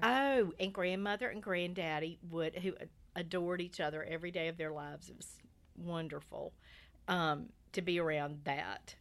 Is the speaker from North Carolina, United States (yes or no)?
yes; Lumberton, North Carolina, United States; I grew up in Lumberton, North Carolina, which is a little tobacco town about an hour